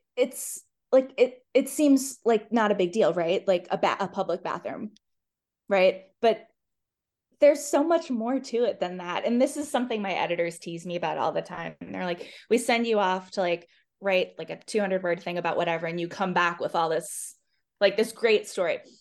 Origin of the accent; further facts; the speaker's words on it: Boston area, Massachusetts, United States; now in Charlottesville, United States; I'm from the Boston area in Massachusetts, and my family talks a lot